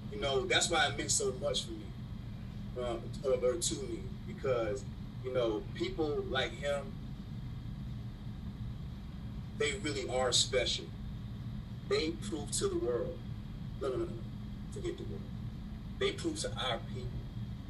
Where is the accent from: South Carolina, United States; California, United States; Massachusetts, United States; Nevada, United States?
South Carolina, United States; We're from the Palmetto State.